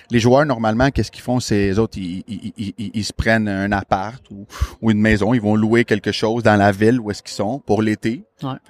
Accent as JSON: {"language": "French", "town": "Montreal", "region": "Quebec", "country": "Canada", "said": "quand qui, je leur disais que je venais de Montréal, sans exception, toute la gang, oh my God, I love it."}